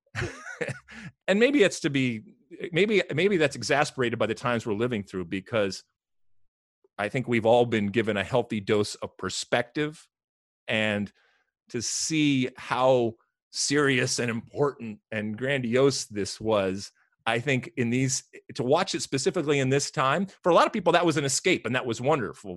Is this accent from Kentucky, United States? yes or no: no; Detroit, Michigan, United States; I'm from Detroit